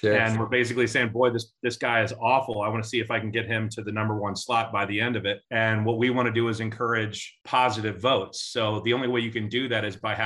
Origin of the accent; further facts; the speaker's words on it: Midwest, United States; moved away as an adult; now in Atlanta, United States; I'm originally from the Midwest, but I've been a transplant into Atlanta now for 22 years.